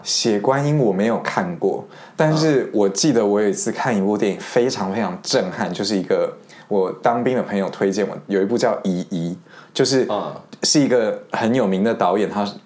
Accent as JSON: {"language": "Chinese", "town": "Madrid", "region": "Community of Madrid", "country": "Spain", "tie": "born or raised there", "moved": "yes", "said": "我从小自己是在那个马德里西班牙出生长大的"}